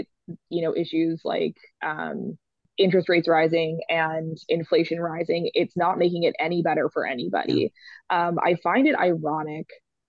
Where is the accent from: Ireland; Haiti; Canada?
Canada; Vancouver, British Columbia; now in Calgary, Canada; I grew up in Vancouver.